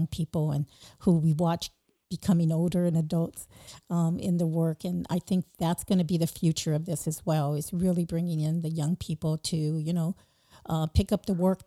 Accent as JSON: {"language": "English", "town": "San Diego", "region": "California", "country": "United States", "said": "both of us are from the San Diego area"}